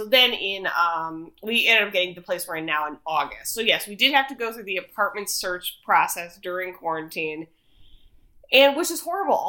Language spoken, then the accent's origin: English; Ohio, United States; accent: Midwestern; moved away as an adult; also born or lived in Queens, New York; now in Los Angeles, United States; I don't sound quite as Midwestern, but then if I have a glass of wine, forget about it. But so I grew up there, and my parents are still in Cleveland.